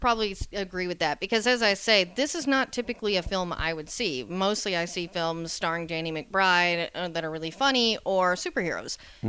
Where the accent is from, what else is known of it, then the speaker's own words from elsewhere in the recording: Tyler, Texas, United States; moved away as an adult; also born or lived in Dallas, Texas; now in Los Angeles, United States; I am from East Texas, very close to where Matthew McConaughey is from, actually. He is from Longview, and I'm from Tyler, which is basically the East version of Dallas-Fort Worth.